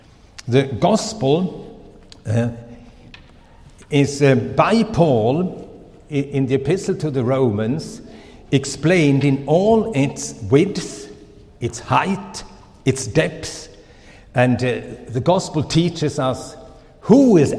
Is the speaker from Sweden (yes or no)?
yes; Sweden; first language Swedish; English is a second language; also born or lived in Finland; now in Switzerland; My mother tongue is really Swedish. I lost my father very early, and my mother, she took us children to Sweden. So by circumstances, I became a Swedish citizen, and my name changed. And so I'm Swedish, but by birth Finnish.